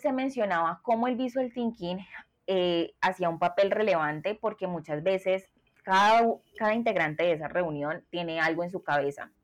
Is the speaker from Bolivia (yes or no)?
no; Colombia; soy de Colombia